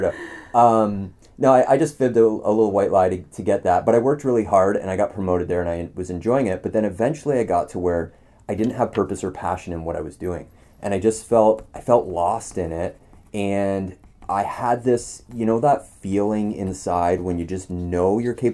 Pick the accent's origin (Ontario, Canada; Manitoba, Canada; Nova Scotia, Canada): Ontario, Canada; Wellington; also born or lived in Ottawa / Toronto; Right here, actually. So I'm from Wellington originally, and moved. I was in my early 20s. I moved to Ottawa for a few years and then Toronto, and found myself back here again.